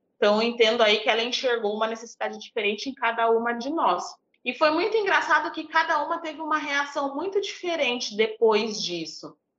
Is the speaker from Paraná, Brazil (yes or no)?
no; São Paulo, Brazil; eu cresci num bairro, eu cresci em Tiradentes, né? É um bairro de alta periferia em São Paulo